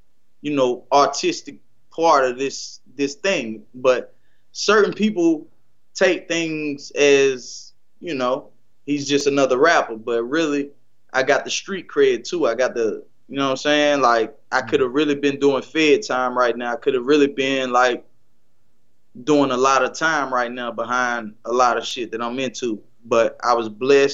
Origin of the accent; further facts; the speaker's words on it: North Carolina, United States; I'm from North Carolina